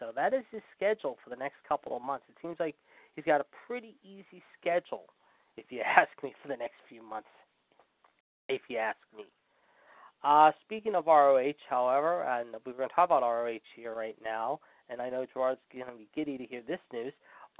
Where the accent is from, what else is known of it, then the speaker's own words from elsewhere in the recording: Pittsburgh, Pennsylvania, United States; my hometown of Pittsburgh